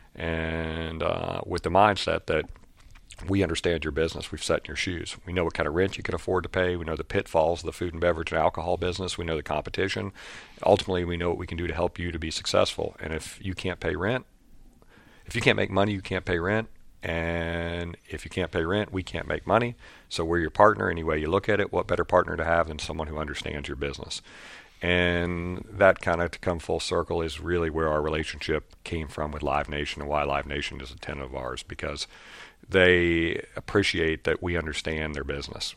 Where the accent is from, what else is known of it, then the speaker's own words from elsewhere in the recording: Lewisburg, West Virginia, United States; my hometown in Lewisburg, West Virginia